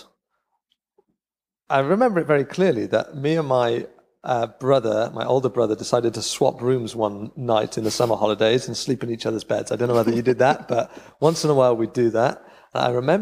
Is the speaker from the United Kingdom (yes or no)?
yes; Cardiff, Wales, United Kingdom; moved away as an adult; now in Rhondda, United Kingdom; I grew up in Cardiff, which is only 20 miles away